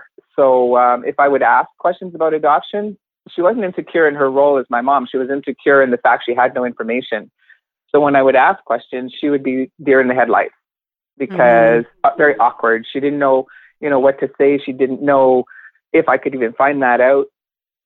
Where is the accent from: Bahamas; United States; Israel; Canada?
Canada; Cochrane, Ontario; also born or lived in Hawkesbury, Ontario; I was raised in Cochrane, Ontario